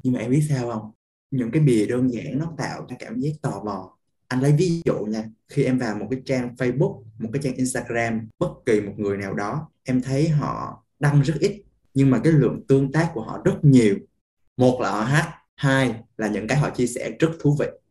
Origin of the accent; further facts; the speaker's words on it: Da Lat, Lam Dong, Vietnam; nhà anh ở Đà Lạt